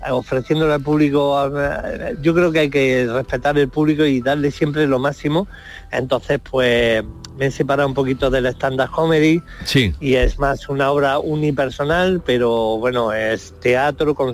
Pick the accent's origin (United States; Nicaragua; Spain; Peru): Spain; Marmolejo, Andalusia; tengo la costumbre de estrenarlo por, por mi tierra siempre, que la gente se va a Madrid, a eh, Barcelona, estreno. Pues yo este, este espectáculo lo estrené en Marmolejo